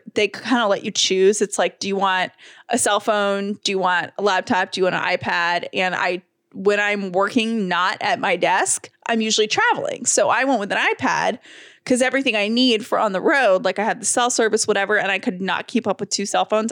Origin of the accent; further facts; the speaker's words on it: Georgia, United States; we're from Georgia